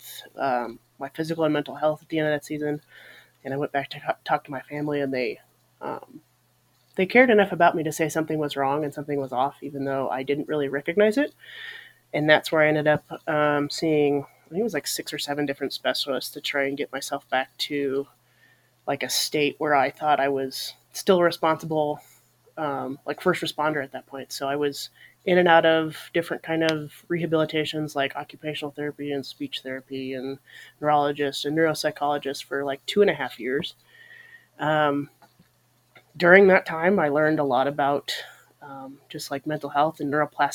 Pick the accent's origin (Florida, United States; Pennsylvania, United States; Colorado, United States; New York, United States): Colorado, United States; now in Montana, United States; I grew up in Colorado originally. I now live in Montana